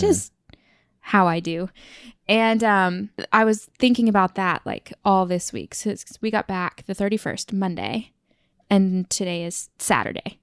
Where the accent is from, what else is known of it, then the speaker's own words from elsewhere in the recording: Oklahoma, United States; moved away as an adult; also born or lived in Tulsa; now in New York, United States; I'm just from Oklahoma